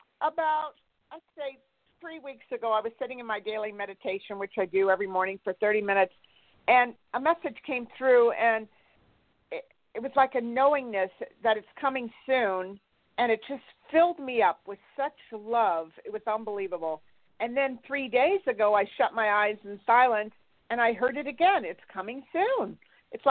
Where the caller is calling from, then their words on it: Santa Barbara, California, United States; Santa Barbara.